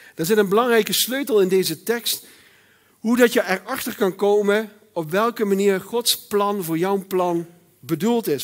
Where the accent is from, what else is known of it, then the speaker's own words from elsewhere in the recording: Netherlands; ik ben Nederlander.